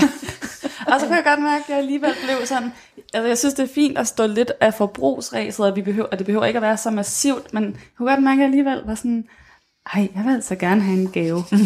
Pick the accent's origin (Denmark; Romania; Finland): Denmark; os som danskere